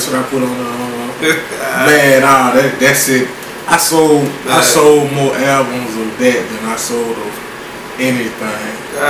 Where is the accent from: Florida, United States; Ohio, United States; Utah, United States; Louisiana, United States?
Louisiana, United States; Spring Hill; Not from Lafayette, not from Lake Charles, I'm from Spring Hill, Louisiana, man. Cass City, be exact. Born and raised, man.